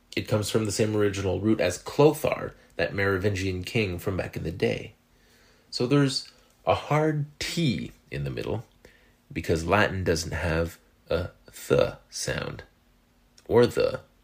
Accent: Canada; accent: French Canadian; French Canadians like myself

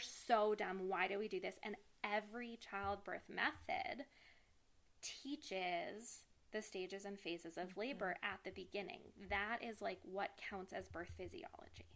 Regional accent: New York City, New York, United States; born and raised in New York City

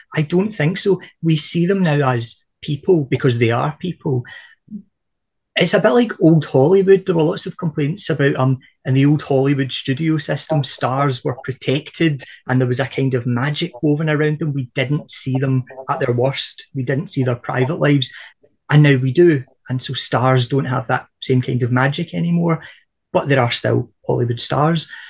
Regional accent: Scotland, United Kingdom; from a Scottish perspective

